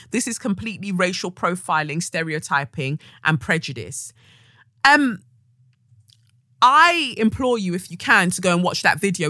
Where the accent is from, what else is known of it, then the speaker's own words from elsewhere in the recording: United Kingdom; our experience as Black British women of Nigerian, you know, of Nigerian heritage